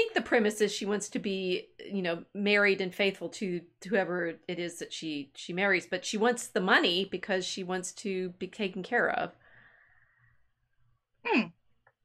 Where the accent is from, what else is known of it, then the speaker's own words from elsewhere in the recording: the South, United States; I grew up enough in the South